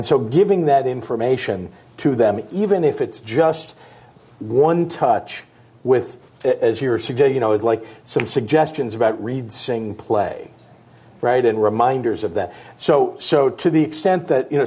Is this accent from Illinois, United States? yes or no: yes; Illinois, United States; also born or lived in California; Here in California, I'm from Illinois